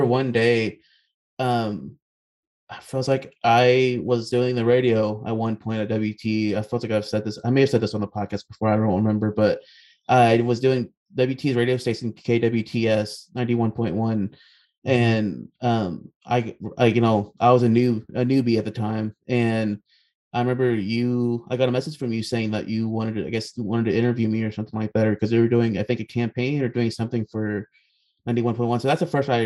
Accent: Amarillo, Texas, United States; I'm from Amarillo.

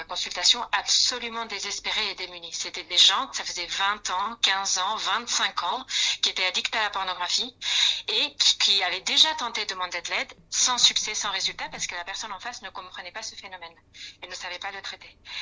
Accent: Spain; accent: Spanish; French is a second language; moved away as an adult; now in France; suis d'origine espagnole. Peut-être vous le ressentez par mon accent

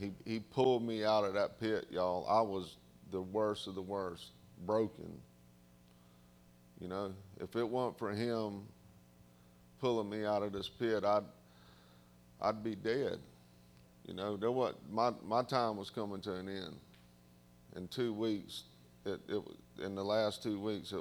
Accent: the South, United States; accent: southern; my southern accent

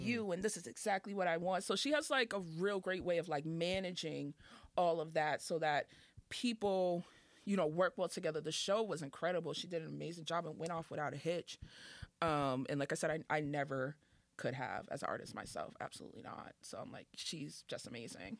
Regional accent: Boston, Massachusetts, United States; also born or lived in the South (US); I'm from Dorchester

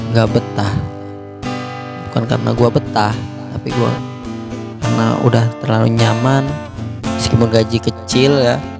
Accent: Banten, Indonesia; moved away; Gua asalnya dari Banten

